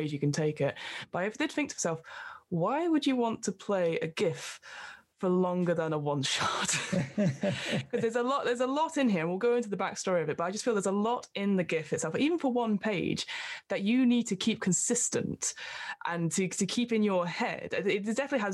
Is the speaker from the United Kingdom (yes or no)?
yes; United Kingdom; we are British